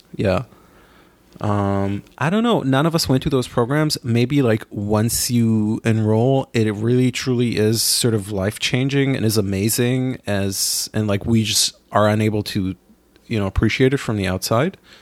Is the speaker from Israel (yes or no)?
yes; Israel; now in New York, United States; growing up in my hometown in Israel